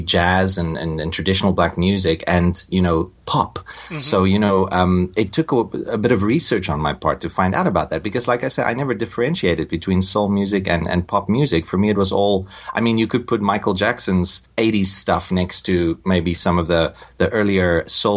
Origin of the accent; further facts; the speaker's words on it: South Africa; moved away; I'm from South Africa and I grew up in the apartheid era.